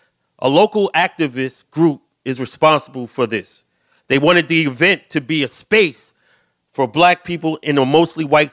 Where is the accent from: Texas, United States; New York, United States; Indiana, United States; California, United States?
New York, United States; New York City; born or raised there